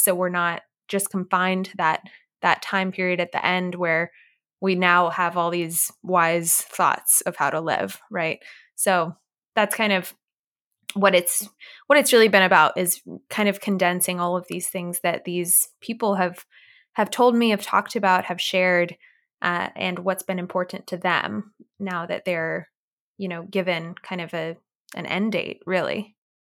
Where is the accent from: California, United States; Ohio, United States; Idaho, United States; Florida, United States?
California, United States; Orange County, Southern; I was born and raised in Southern California in Orange County area